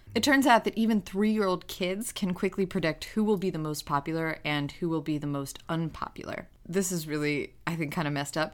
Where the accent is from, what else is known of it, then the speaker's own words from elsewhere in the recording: New York, United States; English is a second language; growing up in New York